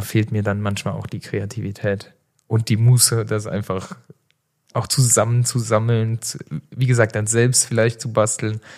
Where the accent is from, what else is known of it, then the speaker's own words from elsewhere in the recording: Saarland, Germany; now in Cologne, Germany; bei uns im Saarland